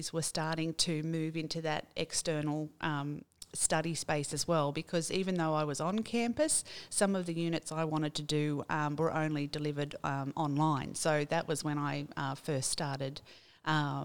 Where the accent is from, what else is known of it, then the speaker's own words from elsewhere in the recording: Taree, New South Wales, Australia; I grew up in Taree, and I'm a graduate of Manning Gardens and Wingham High School